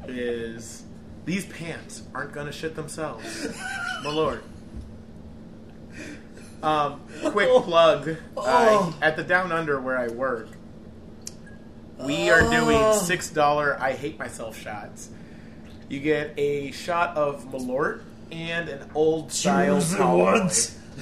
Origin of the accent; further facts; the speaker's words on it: Ireland; Personally, I love both of those Disney movies, but that's because I'm Irish.